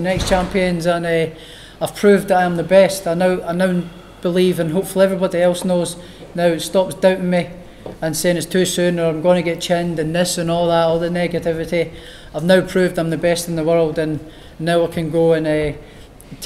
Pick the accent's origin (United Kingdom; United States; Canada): United Kingdom; Edinburgh, Scotland; Easter Road, my hometown football club